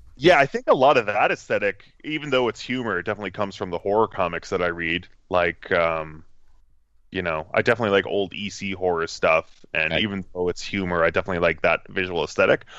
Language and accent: English; Cambridge, Ontario, Canada; I usually just say Toronto as a blanket statement because no one who knows anything about Canada is going to know where Cambridge, Ontario is